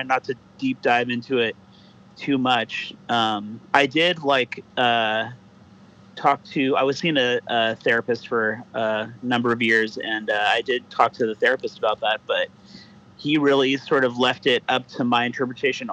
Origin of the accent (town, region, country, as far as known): Whittier, California, United States; born or raised there; also born or lived in Orange County